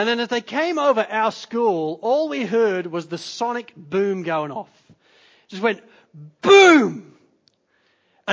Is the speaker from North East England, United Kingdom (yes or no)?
no; Lincolnshire, East Midlands, United Kingdom; when I was at secondary school, growing up in Lincolnshire